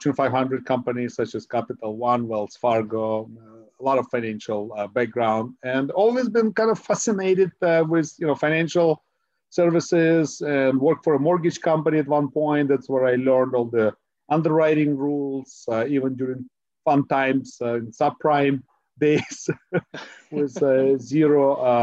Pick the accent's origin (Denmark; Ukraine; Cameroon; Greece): Ukraine; now in Silicon Valley, United States; my background is I was born in Ukraine. I'm an immigrant, a first generation immigrant. And I came to the United States